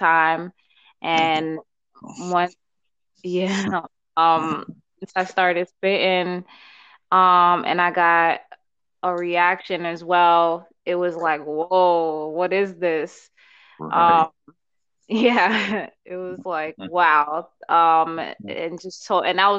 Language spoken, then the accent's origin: English; New York, United States; also born or lived in Uganda / Bronx / Brooklyn / Queens; I was born in Uganda. I was raised in New York, primarily in Harlem. Came here when I was 2 years old